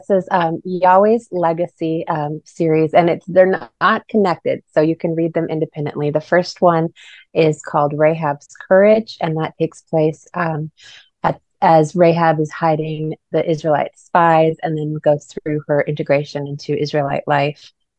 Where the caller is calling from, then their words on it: Globe, Arizona, United States; I'm calling in from Globe, Arizona.